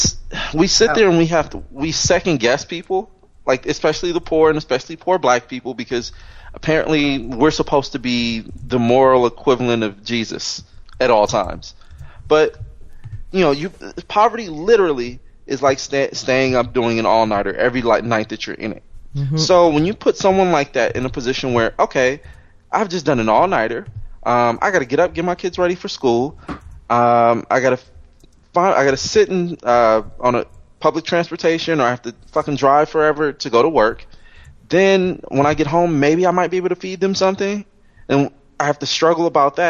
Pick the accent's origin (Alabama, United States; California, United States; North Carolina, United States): California, United States; Los Angeles; me growing up in Compton and Watts